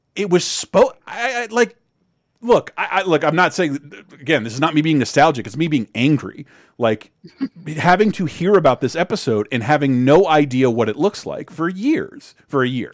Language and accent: English; Florida, United States; I'm from Florida